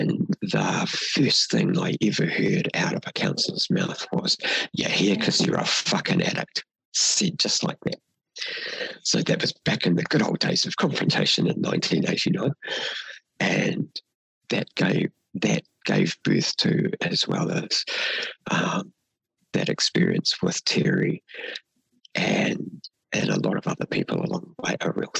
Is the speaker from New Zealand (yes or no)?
yes; New Zealand; first language Māori; we introduce ourselves as Māori